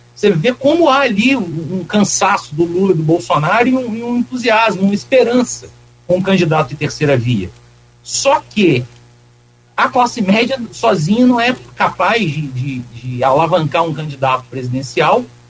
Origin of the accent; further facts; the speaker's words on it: Campos dos Goytacazes, Rio de Janeiro, Brazil; also born or lived in Minas Gerais; eu nasci em Minas, mas eu morei em Campos a maior parte da vida. Então, pode, pode dizer que eu sou um campista adotado